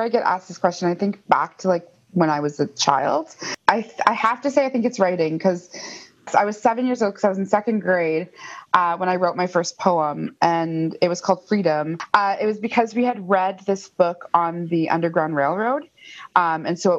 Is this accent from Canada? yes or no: yes; Fort William First Nation, Ontario, Canada; moved away as an adult; also born or lived in Thunder Bay; now in Toronto, Canada; I'm originally from Fort William First Nation, which is Superior Robinson Treaty territory